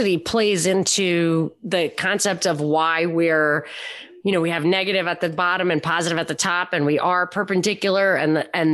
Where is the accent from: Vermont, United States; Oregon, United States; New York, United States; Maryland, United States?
New York, United States; Rockland County; now in Los Angeles, United States; I'm in LA, but I'm from Rockland County, and my family, my origin is Pennsylvania Dutch